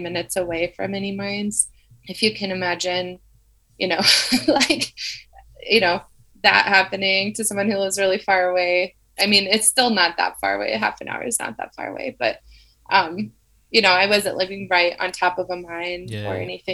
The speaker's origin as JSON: {"language": "English", "town": "Rapid City", "region": "South Dakota", "country": "United States", "tie": "born or raised there", "said": "I grew up in Rapid City"}